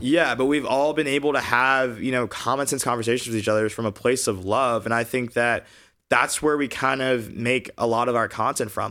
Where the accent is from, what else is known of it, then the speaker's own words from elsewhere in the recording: Augusta, Georgia, United States; moved away as an adult; also born or lived in Alabama; now in California, United States; I grew up in Georgia in the Deep South